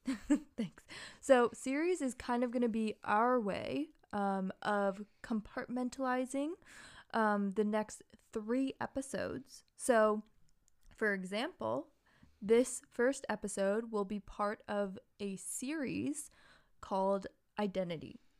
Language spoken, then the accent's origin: English; Massachusetts, United States; moved away; also born or lived in Hawaii; growing up in the suburbs of Massachusetts as one of the few people of color and also one of the few Asians, um, in the town that I grew up in partially before moving to Hawaii